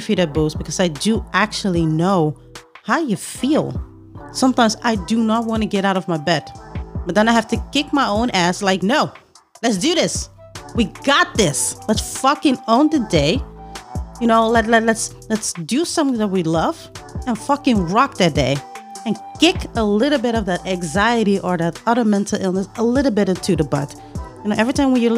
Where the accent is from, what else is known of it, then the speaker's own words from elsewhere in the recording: Netherlands; I'm from the Netherlands